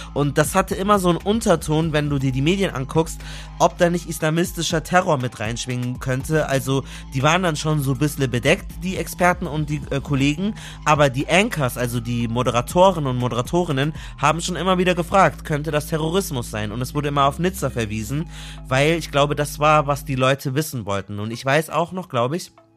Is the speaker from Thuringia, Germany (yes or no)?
no; Munich, Bavaria, Germany; Ich bin ja aus München